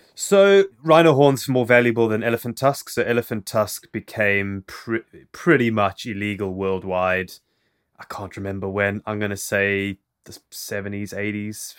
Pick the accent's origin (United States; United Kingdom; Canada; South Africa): South Africa; first language English; moved away; also born or lived in Zimbabwe; I moved to South Africa when I was quite young